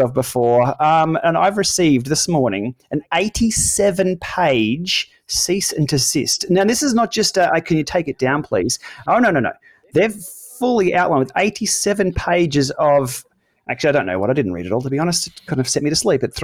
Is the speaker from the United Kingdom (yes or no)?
no; Australia; Being an Aussie